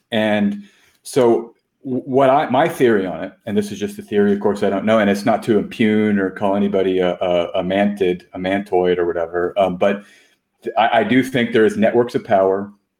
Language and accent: English; Austin, Texas, United States; I grew up in Austin.